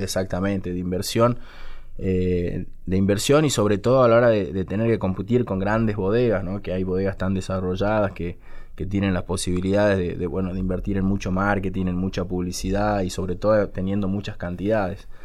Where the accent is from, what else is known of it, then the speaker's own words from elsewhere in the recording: Salta, Argentina; yo soy salteño